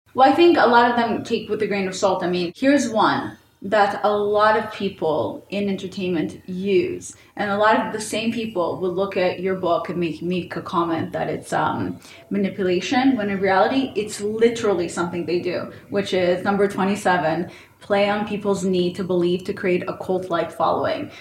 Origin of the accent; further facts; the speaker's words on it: Israel; moved away; also born or lived in St. Petersburg, Russia; I grew up in Israel